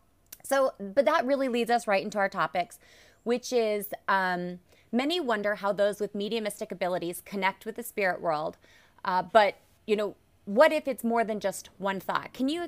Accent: Alaska, United States; So I grew up in Alaska. My mom and dad were in the military, and so that's how we ended up living in Alaska.

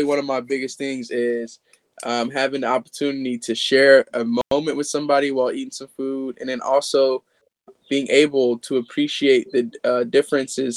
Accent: Kenya; I'm Kenyan, so my Kenyan food culture is very strong upon me

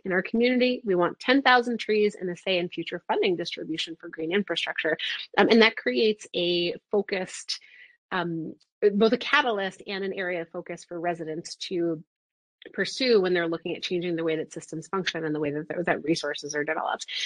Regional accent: New York City, New York, United States; I grew up in New York City.

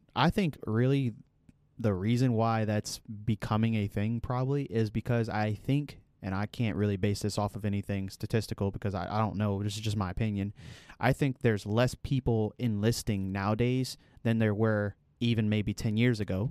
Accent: United States; as an American

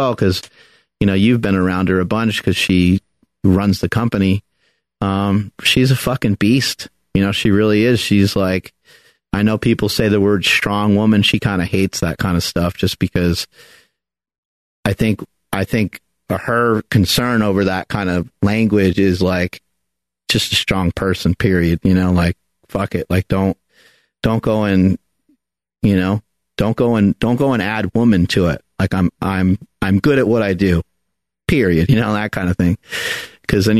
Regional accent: New York, United States; moved away; I am from New York and my parents didn't move out this way just yet

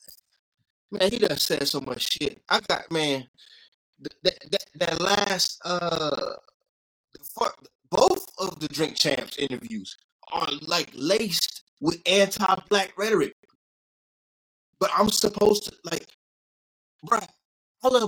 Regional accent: the South, United States; I'm from the South. I grew up with the flag

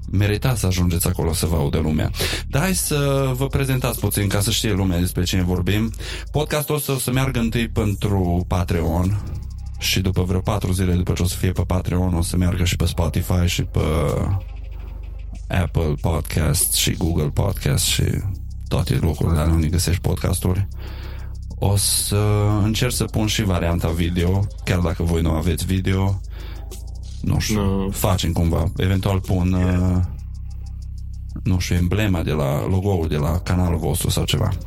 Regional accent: Maramureș County, Romania; având în vedere că eu zic Maramureș și nu prea am avut contact cu zona aia țării

